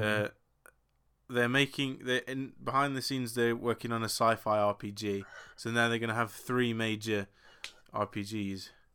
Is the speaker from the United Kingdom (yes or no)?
yes; England, United Kingdom; I'm English